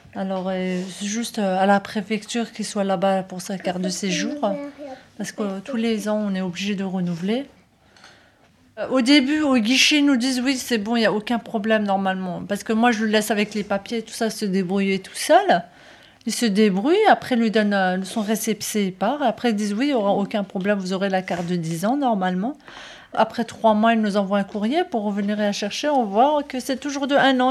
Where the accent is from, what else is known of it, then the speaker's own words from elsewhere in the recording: Strasbourg, Grand Est, France; j'étais que sur Strasbourg. Je suis née à Strasbourg, je suis restée que sur Strasbourg.